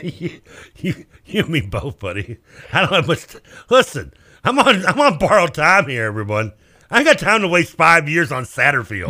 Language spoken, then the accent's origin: English; Louisville, Kentucky, United States; I'm from Louisville